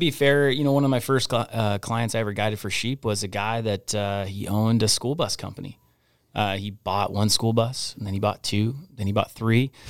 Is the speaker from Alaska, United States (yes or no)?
yes; Anchorage, Alaska, United States; I grew up in Anchorage. I mean, I grew up, uh, I went to Chugiak High School